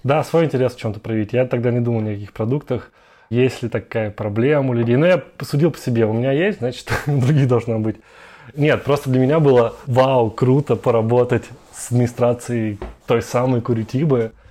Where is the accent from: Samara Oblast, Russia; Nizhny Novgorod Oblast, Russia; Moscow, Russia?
Moscow, Russia; moved away as an adult; also born or lived in Brazil / Europe / United States; я из Москвы и большой город